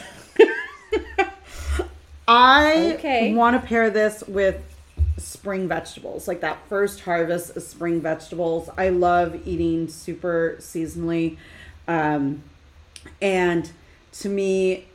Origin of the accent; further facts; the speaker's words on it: Los Angeles, California, United States; we're from Los Angeles